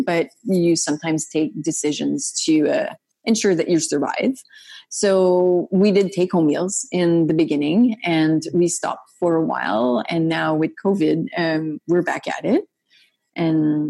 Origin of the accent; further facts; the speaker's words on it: Gatineau, Quebec, Canada; I was sometimes asked to do jokes about Gatineau. I was, they ridiculed like my accent sometimes